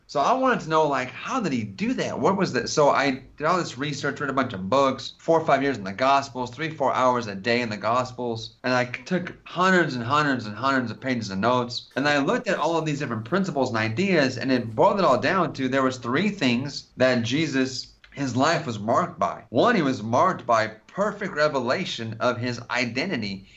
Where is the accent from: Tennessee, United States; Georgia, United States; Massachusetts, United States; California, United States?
California, United States; I'm from California